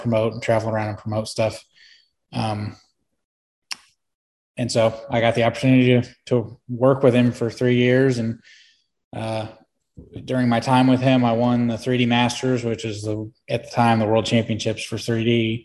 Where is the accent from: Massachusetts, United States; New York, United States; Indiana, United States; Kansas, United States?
Indiana, United States; Fort Wayne; I grew up in Fort Wayne, Indiana